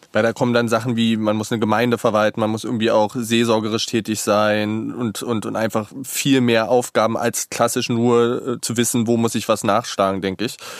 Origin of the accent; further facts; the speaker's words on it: Saxony-Anhalt, Germany; Ich bin in Sachsen-Anhalt tatsächlich aufgewachsen